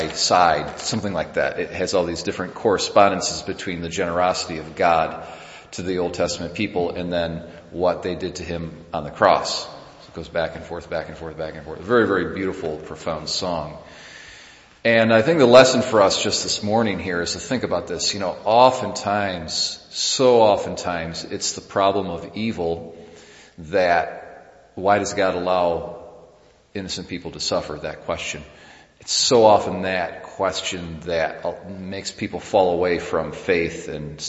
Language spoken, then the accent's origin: English; United States; as an American